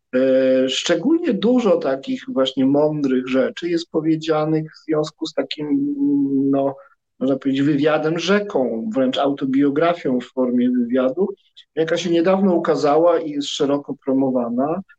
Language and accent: Polish; Poland; jesteśmy Polakami